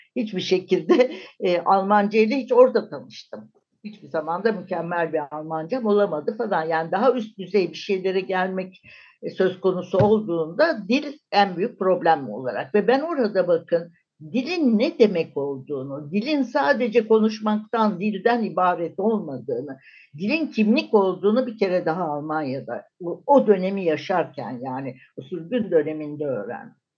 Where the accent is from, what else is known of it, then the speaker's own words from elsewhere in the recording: Turkey; moved away as an adult; also born or lived in Germany; Türk'üm, Türkiye'den geliyorum